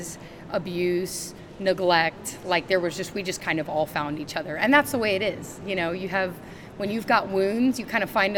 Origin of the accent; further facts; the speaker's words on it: Bolivia; also born or lived in Denver, Colorado, United States; Well, I was born in Denver, Colorado, but I grew up in a country called Bolivia.